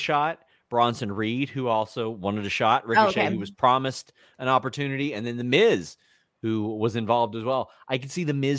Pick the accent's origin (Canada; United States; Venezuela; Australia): Canada; I'm just a Canadian.